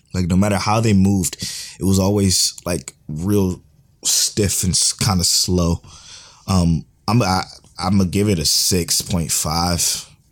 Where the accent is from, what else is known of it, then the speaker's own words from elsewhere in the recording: United States; we're from America, we speak English